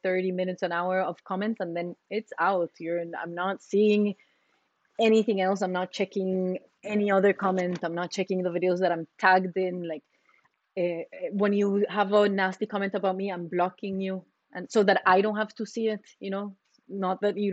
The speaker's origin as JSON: {"language": "English", "country": "Costa Rica", "moved": "yes", "lives_now": "United States", "said": "I'm from Costa Rica"}